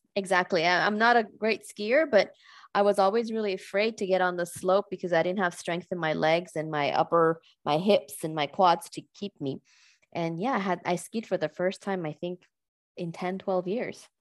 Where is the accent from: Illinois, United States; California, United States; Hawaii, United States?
California, United States; moved away as an adult; now in Switzerland; I am American, but I live in, in Switzerland now for many years. I'm a California transplant here